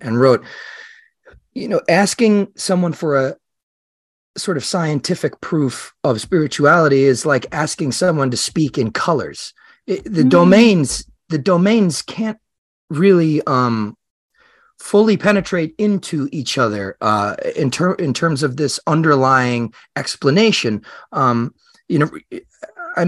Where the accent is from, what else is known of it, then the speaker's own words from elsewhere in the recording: Long Island, New York, United States; also born or lived in Manhattan, New York; Long Island is where I grew up, but I lived in Manhattan for a long time